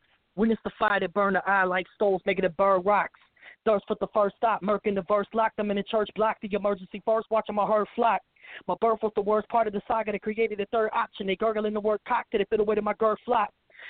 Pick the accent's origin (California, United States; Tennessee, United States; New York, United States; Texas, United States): Tennessee, United States; Memphis; So, like, nobody believes I'm from Memphis, basically. I don't sound like I'm from Memphis. I don't talk like I'm from Memphis.